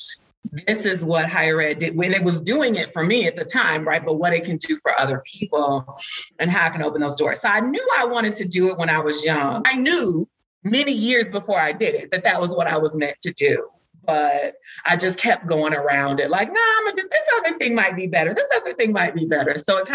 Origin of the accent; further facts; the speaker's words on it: Chicago, Illinois, United States; I'm from Chicago